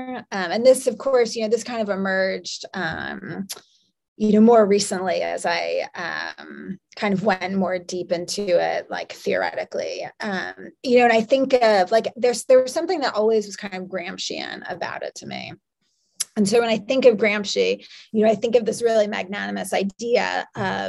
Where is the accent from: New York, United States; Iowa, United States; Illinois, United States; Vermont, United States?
New York, United States; I'm from New York